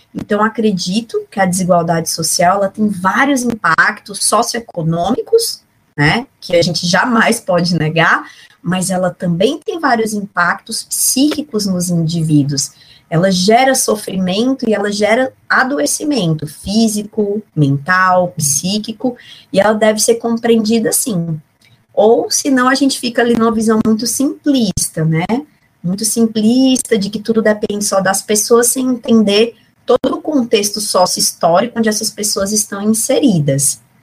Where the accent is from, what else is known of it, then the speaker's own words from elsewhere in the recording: Fortaleza, Ceará, Brazil; eu sou cearense, sou de Fortaleza, né, cidade onde eu nasci, que eu conservo ainda bastante sotaque.